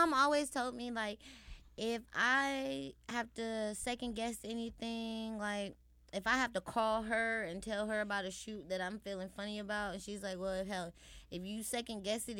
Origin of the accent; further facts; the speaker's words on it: Chicago, Illinois, United States; I understand I'm from Chicago, but not everybody from Chicago is hood or whatever.